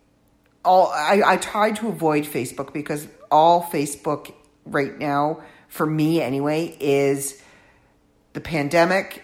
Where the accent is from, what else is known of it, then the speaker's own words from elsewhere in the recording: Canada; I am a Canadian living in my own comfortable, on this side of the border, Canadian world